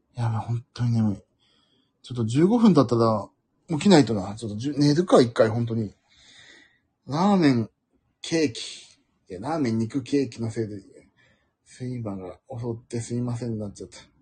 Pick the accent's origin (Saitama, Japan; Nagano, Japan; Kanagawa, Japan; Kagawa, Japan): Kanagawa, Japan; 東京人として、まあ、かっこ神奈川